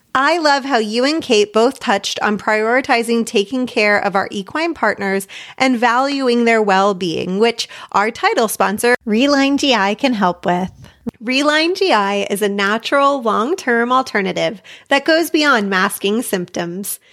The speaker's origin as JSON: {"language": "English", "country": "United States", "said": "myself obviously being an American writer with most of my experience competing here in America"}